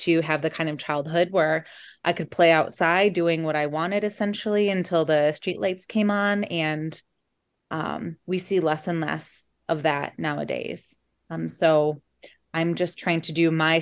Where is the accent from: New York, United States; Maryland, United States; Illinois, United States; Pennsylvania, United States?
Illinois, United States; Geneva; also born or lived in Chicago, Illinois; I'm from Geneva, Illinois, by way of Chicago, Illinois